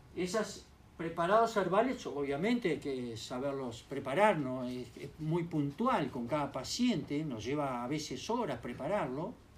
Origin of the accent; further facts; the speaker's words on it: Uruguay; yo como buen uruguayo